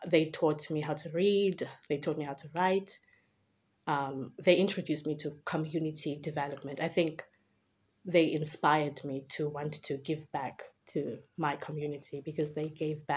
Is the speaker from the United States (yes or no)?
no; Cape Town, Western Cape, South Africa; So I was born and raised in the Western Cape, specifically Ekhayelitsha, is where I grew up.